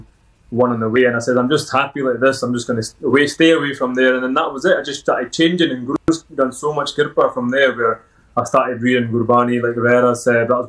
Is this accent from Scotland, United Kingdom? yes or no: yes; Edinburgh, Scotland, United Kingdom; accent: Scottish; I was born in Edinburgh, local lad, and born in a Sikh family